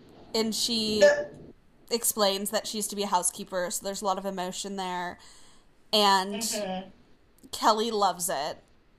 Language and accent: English; Australia; accent: Australian; I keep hearing me leaning a little German in my Australian accent